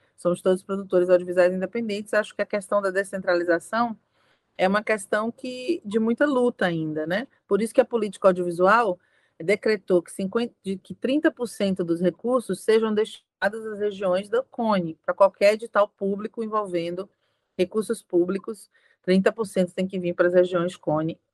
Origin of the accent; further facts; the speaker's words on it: Brazil; Todos nós aqui somos brasileiros